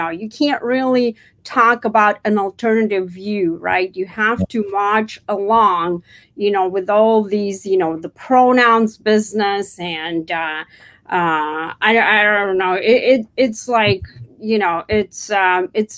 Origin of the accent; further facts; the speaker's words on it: Russia; moved away as an adult; now in United States; I was born actually in the Soviet Union, former Soviet Union, before the country fell apart into 15 different countries.